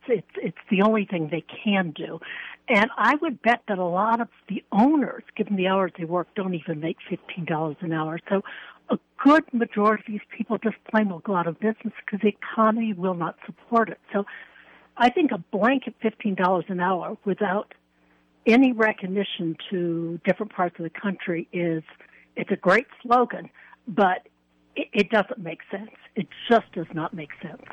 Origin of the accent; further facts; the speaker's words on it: New York, United States; now in New Mexico, United States; I was originally from New York